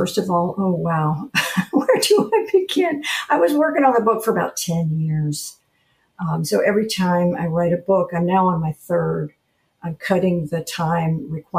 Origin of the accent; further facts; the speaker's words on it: Atlanta, Georgia, United States; moved away as an adult; also born or lived in Washington, D.C. / Delaware / Florida; now in Ponce Inlet, United States; I was raised in Atlanta, Georgia, before it became such a huge city. It was still kind of a big, small town at that point.